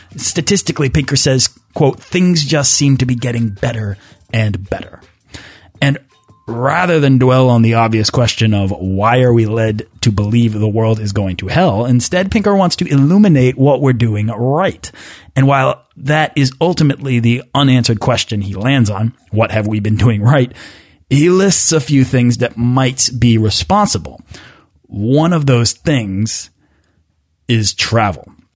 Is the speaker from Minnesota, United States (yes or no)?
no; Boston, Massachusetts, United States; I'm from Boston